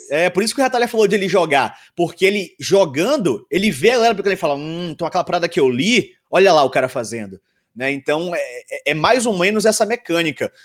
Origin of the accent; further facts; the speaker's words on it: Salvador, Bahia, Brazil; eu sou da Bahia, né? Sou de Salvador